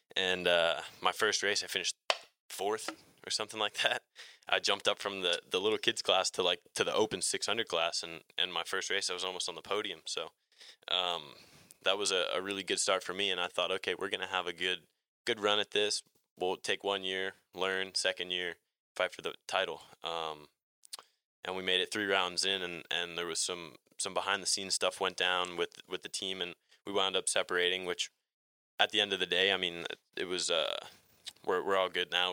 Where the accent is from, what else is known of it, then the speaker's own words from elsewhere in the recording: New Jersey, United States; I'm in Atlanta right now and, and I'm from New Jersey